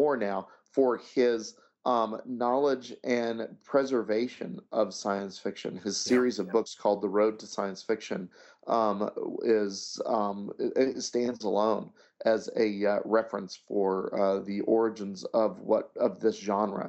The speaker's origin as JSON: {"language": "English", "town": "Abilene", "region": "Kansas", "country": "United States", "tie": "born or raised there", "said": "I grew up in Abilene, Kansas"}